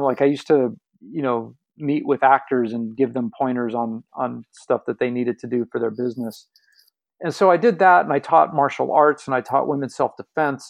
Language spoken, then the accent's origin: English; Los Angeles, California, United States; I grew up in Los Angeles, in the, the West Hollywood part of Los Angeles